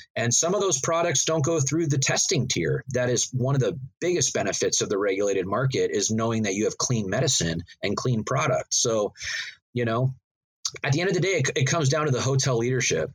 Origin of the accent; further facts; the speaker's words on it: Northern California, United States; growing up in Northern California, that's just part of our culture here